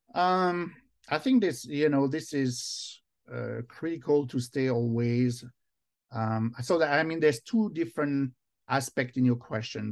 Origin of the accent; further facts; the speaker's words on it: Versailles, Île-de-France, France; English is a second language; moved away as an adult; now in United States; I was born in France, and now I'm both, in fact, uh, American and French. I've been twenty years now here in the U S.